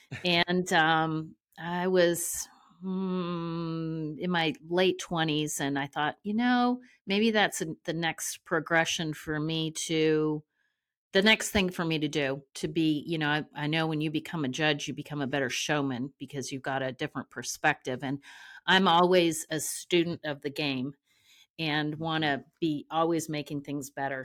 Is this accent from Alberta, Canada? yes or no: no; Ontario, Canada; moved away as an adult; also born or lived in Amarillo, Texas; now in Oklahoma City, United States; I'm from Ontario, Canada